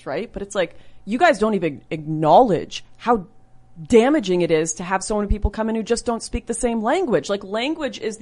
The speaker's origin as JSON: {"language": "English", "town": "Surrey", "region": "British Columbia", "country": "Canada", "tie": "born or raised there", "said": "I grew up in Surrey, BC"}